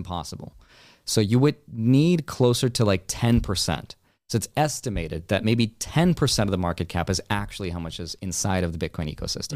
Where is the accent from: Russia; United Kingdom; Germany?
Russia; moved away; I was born in Russia